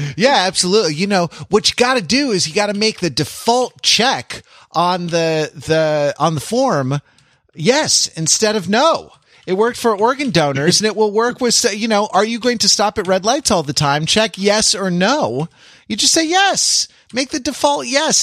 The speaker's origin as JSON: {"language": "English", "country": "United States", "said": "as an American"}